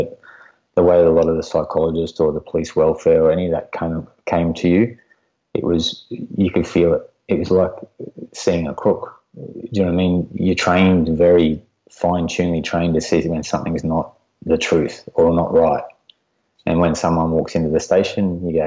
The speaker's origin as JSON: {"language": "English", "area": "near Kyogle", "region": "New South Wales", "country": "Australia", "tie": "born or raised there", "said": "I transferred out to Kyogle, a small country town back up here near my hometown"}